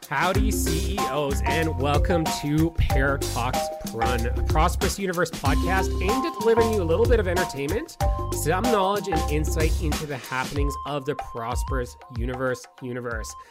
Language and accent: English; Canada; I hail from the Great White North